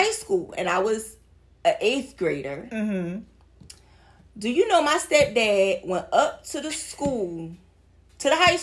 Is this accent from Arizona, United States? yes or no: no; Philadelphia, Pennsylvania, United States; moved away; I'm originally from Philly